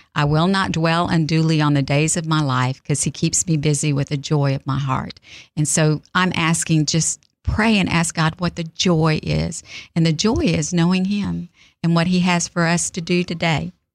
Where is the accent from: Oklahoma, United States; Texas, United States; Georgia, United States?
Texas, United States; South; now in Mississippi, United States; I'm from South Texas and I moved here